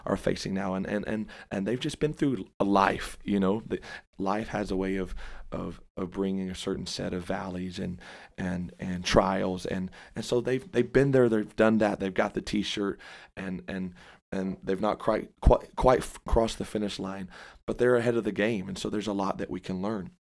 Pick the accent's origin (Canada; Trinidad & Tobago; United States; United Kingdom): United States; Dallas, Texas; I say Dallas, and, uh, I claim Dallas. And so, born and raised there